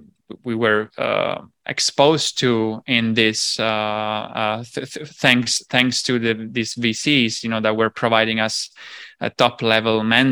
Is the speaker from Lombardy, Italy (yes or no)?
no; Sicily, Italy; So basically, I'm from Sicily, which is another island. So I jump from islands to islands.